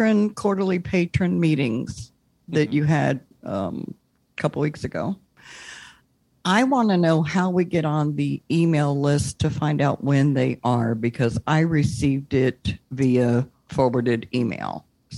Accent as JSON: {"language": "English", "town": "Orlando", "region": "Florida", "country": "United States", "said": "from Orlando, Florida."}